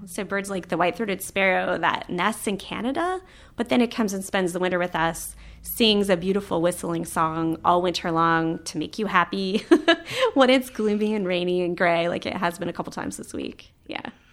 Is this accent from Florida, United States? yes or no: yes; Florida, United States; moved away; I grew up in Florida, where the birds are big, they're colorful